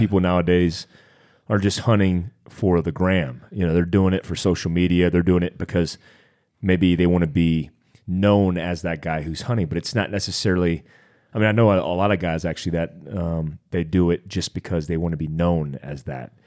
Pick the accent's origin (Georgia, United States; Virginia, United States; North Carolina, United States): North Carolina, United States; I grew up in North Carolina